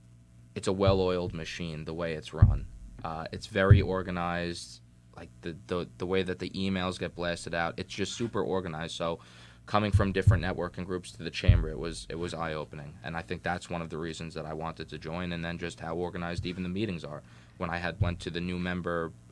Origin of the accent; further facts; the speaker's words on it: New York City, New York, United States; So I'm new to Jersey. Mm-hmm. As I mentioned earlier, I'm from Staten Island.